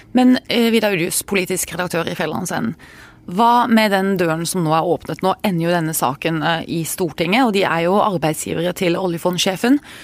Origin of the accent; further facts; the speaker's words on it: Arendal, Agder, Norway; Jeg er jo fra Arendal